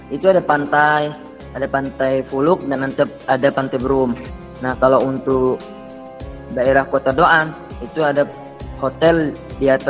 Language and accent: Indonesian; Lombok, West Nusa Tenggara, Indonesia; now in Yemen; Saya berasal dari Lombok, Nusa Tenggara Barat dan alhamdulillah saya sekarang sedang studi di Universitas Al Sofiyah Lil Ulumi Syariah Yaman